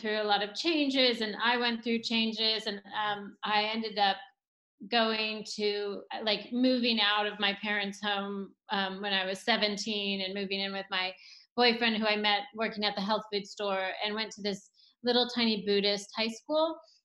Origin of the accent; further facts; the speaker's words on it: Boulder, Colorado, United States; moved away; I grew up in Boulder, Colorado